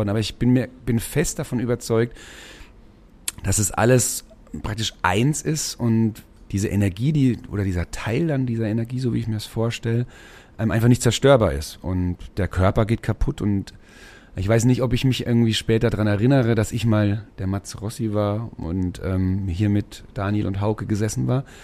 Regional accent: Schweinfurt, Bavaria, Germany; also born or lived in Mainz; now in Marktsteinach, Germany; Also geboren bin ich in Mainz tatsächlich und ähm, aufgewachsen in dem deutschen Detroit in Schweinfurt City.

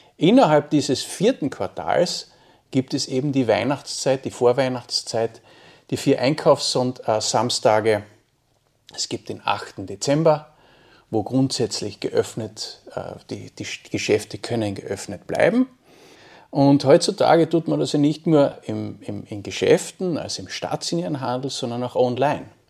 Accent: Wolfsberg, Carinthia, Austria; ich bin Kärntner, ich komme aus dem schönen Wolfsberg

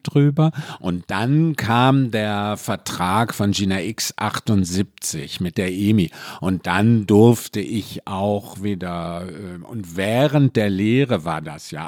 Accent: Mülheim an der Ruhr, North Rhine-Westphalia, Germany; bin aus dem Ruhrpott, also aus Mühlen. Schöne am Ruhr

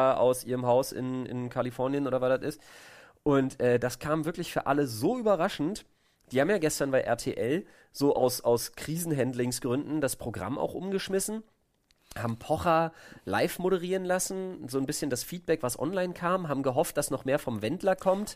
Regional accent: Berlin, Germany; als Berliner

